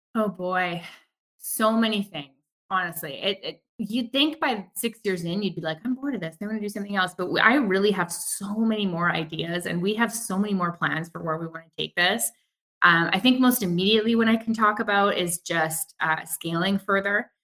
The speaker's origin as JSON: {"language": "English", "town": "Vancouver", "region": "British Columbia", "country": "Canada", "tie": "born or raised there", "said": "growing up in Vancouver and being good Vancouverites"}